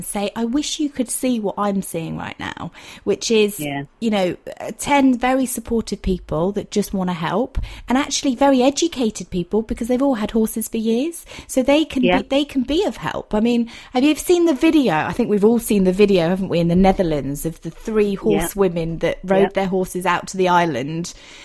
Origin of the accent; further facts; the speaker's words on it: Dorset, South West England, United Kingdom; I'm from Dorset